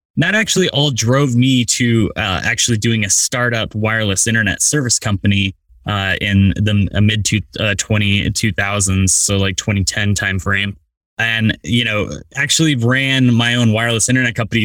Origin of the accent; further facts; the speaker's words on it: rural Utah, United States; I wish I grew up in New York, but uh, rural Utah instead